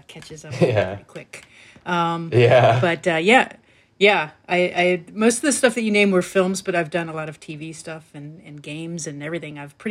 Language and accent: English; East Coast, United States; I grew up on the East Coast